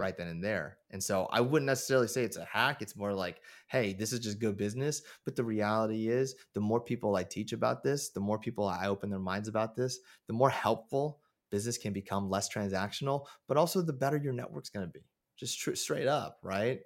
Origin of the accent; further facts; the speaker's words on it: Moraga, California, United States; growing up in Moraga